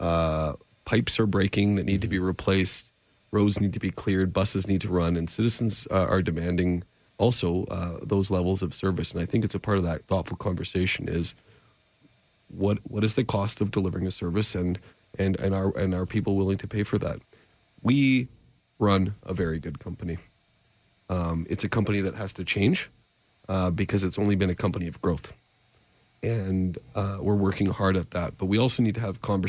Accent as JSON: {"language": "English", "town": "Calgary", "region": "Alberta", "country": "Canada", "tie": "born or raised there", "said": "I was born in Calgary in 1980"}